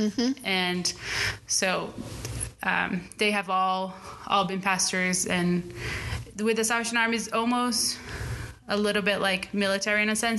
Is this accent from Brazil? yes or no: yes; Brazil; So born and raised in Brazil, my parents are Brazilians.